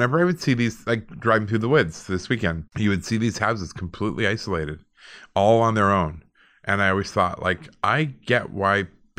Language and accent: English; Alberta, Canada; I grew up in Alberta, you know, and we were pretty close to a lot of rural people, and they just didn't lock their doors.